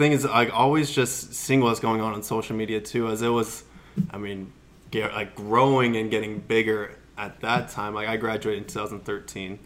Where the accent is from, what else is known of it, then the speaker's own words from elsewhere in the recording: Scottsdale, Arizona, United States; born and raised in Scottsdale, Arizona